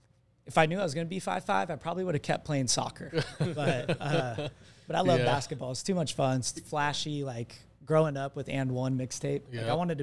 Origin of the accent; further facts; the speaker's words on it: Arizona, United States; also born or lived in California; I was born in Southern California, but moved to Arizona when I was, my memory goes back to Arizona.